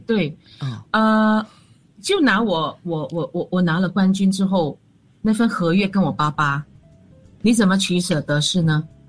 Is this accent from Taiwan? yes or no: no; Kuala Lumpur, Federal Territory of Kuala Lumpur, Malaysia; 我是吉隆坡人